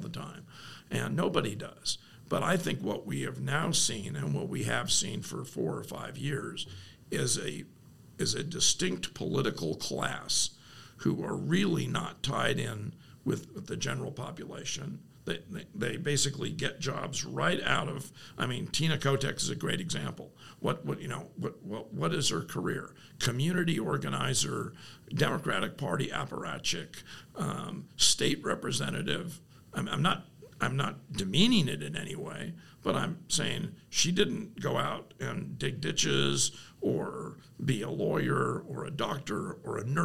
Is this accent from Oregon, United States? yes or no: yes; Eugene, Oregon, United States; also born or lived in Los Angeles, California; I grew up in Eugene.